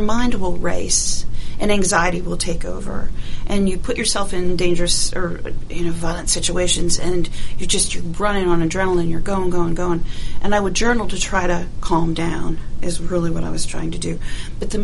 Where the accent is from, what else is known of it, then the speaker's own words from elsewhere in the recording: Ohio, United States; moved away as an adult; now in Georgia, United States; I grew up in Ohio and did 2 years of college there